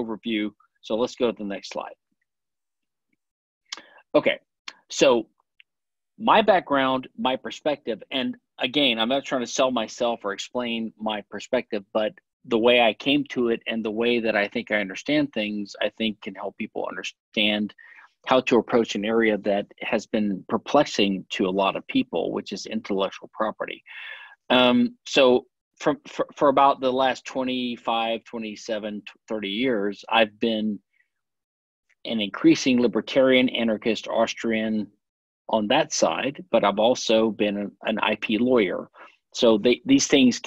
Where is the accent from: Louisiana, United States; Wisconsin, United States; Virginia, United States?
Louisiana, United States; also born or lived in Pennsylvania / Philadelphia / London; now in Houston, United States; I was born in Louisiana. I live in Texas